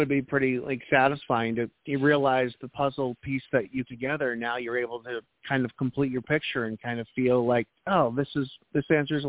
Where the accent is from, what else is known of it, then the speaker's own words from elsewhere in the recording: New Hampshire, United States; now in North Carolina, United States; Well, I'm originally from New Hampshire, and if I drove an hour, I could reach the Canadian border.